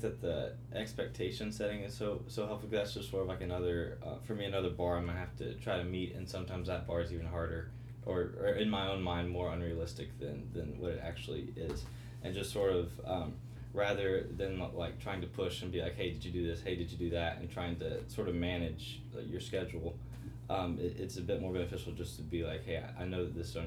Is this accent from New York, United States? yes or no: no; Greeneville, Tennessee, United States; I am from Greenville, Tennessee